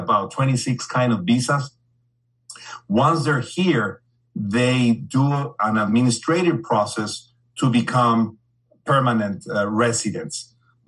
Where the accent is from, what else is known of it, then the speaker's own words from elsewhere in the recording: Mexico; moved away as an adult; also born or lived in Guadalajara / Belgium; now in El Paso, United States; I was born and raised in Mexico for virtually all of my life